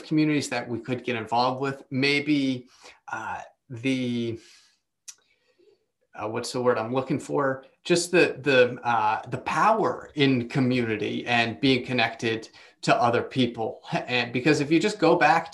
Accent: East Coast, United States; moved away; I'm originally from the East Coast.

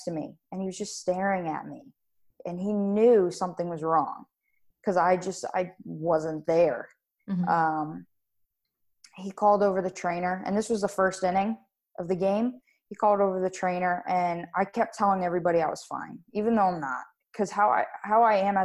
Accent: Wellington, Florida, United States; also born or lived in Davie, Florida; I was born in Davie, Florida, and I moved to Wellington, Florida, and I've been here ever since.

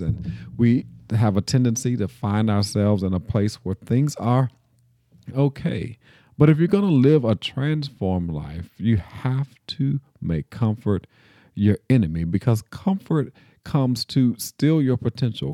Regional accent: Nashville, Tennessee, United States; I grew up here in Nashville in a United Methodist church

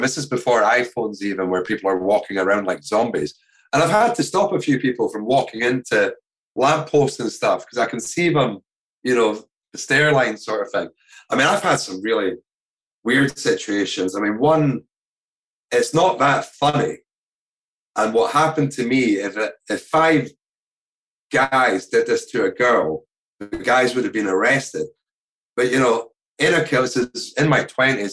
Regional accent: Scotland, United Kingdom; our Scottish culture and craftsmanship

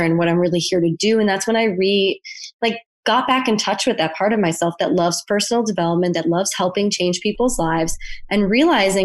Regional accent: Buffalo, New York, United States; moved away as an adult; now in Bali, Indonesia; So I'm originally from Buffalo, New York. So I'm American. I have been living abroad since 2013

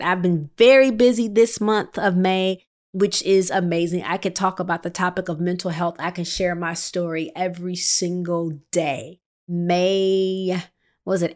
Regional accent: Midwest, United States; I was born and raised in the Midwest.

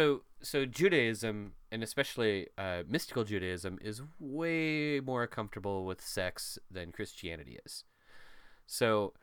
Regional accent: Midwestern family, United States; I was raised in America and by a Midwestern family

